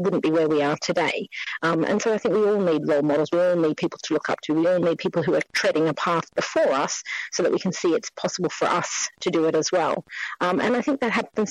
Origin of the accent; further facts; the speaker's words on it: Australia; moved away as an adult; now in London, United Kingdom; Being Australian, I've been here 20 years